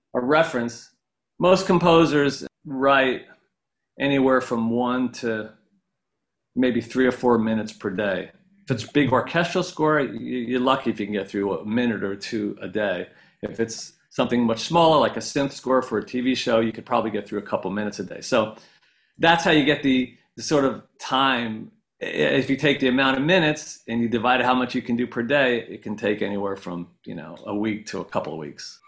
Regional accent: Ellenville, New York, United States; moved away as an adult; now in Los Angeles, United States; I grew up in the Catskills up in upstate New York

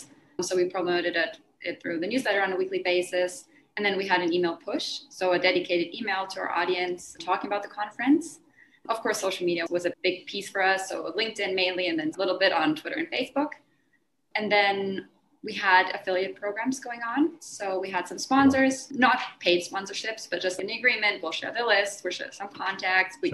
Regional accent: Germany; now in Mexico; I'm originally from Germany. I moved to Mexico.

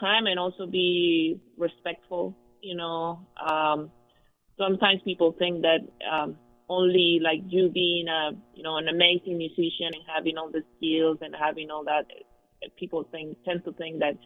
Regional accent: Mexico; now in Grand Rapids, United States; I was born in Mexico, raised in Mexico, and I grew up there playing music

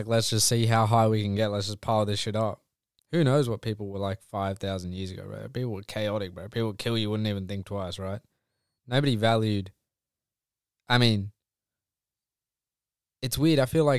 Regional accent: India; surely he knows I'm Indian.

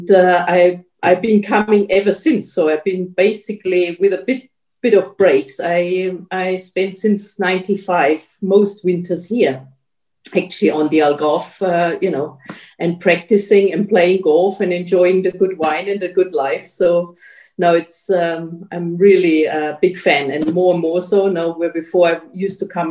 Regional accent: Germany; also born or lived in Portugal; I'm from Germany

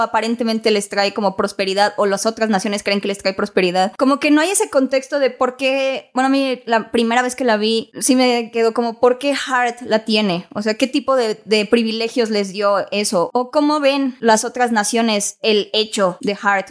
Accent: Mexico; soy mexicana

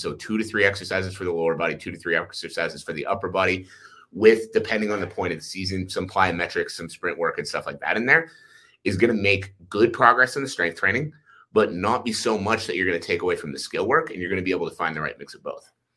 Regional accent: Ottawa, Ontario, Canada; now in Calgary, Canada; I live in Calgary, Alberta, uh, but I was born in Ottawa, Ontario

